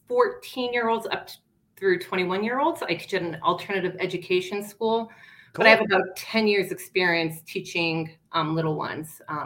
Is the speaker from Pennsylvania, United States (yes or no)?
yes; outside of Scranton, Northeastern Pennsylvania, United States; now in Colorado, United States; I grew up about 10 minutes outside of Scranton.